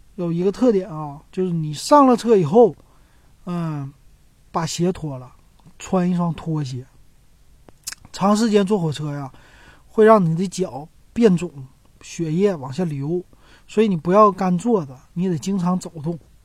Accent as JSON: {"language": "Chinese", "town": "Shenyang", "region": "Liaoning", "country": "China", "also_born_or_lived": "Beijing / Guangzhou", "accent": "Northeastern Mandarin (东北话)", "moved": "as an adult", "said": "我是沈阳人"}